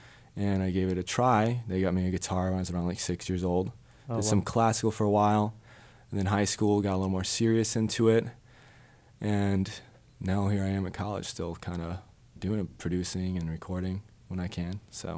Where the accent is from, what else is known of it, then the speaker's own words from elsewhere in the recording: Plainfield, Illinois, United States; now in DeKalb, United States; I'm originally from Plainfield, living out here now, though.